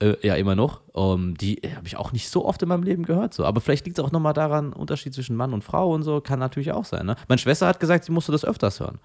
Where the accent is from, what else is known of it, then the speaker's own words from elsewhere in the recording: Frankfurt, Hesse, Germany; aus Frankfurt